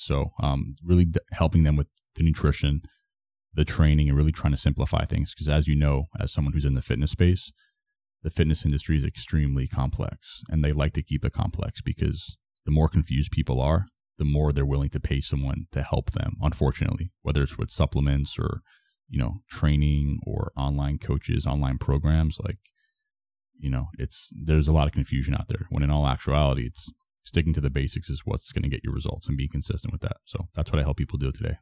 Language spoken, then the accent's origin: English; Florida, United States; also born or lived in Toronto; I'm from Florida, but I was living in Toronto for, like, almost a year